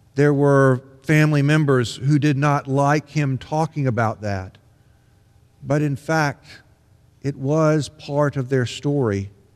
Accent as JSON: {"language": "English", "region": "Mississippi", "country": "United States", "tie": "born or raised there", "said": "When I was growing up in Mississippi in the nineteen sixties"}